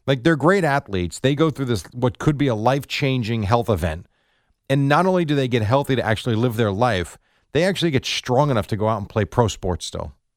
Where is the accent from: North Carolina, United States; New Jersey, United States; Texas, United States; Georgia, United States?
New Jersey, United States; I've been in Jersey since I'm two years old.